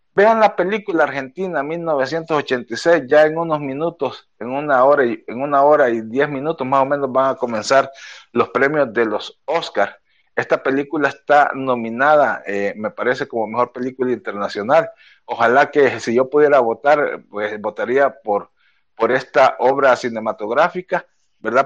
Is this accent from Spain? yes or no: no; El Salvador; nuestro país